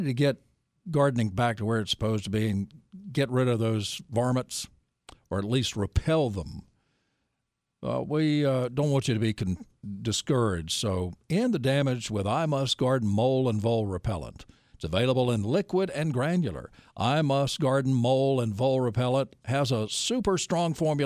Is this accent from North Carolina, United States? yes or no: yes; Nashville, North Carolina, United States; I grew up in Nashville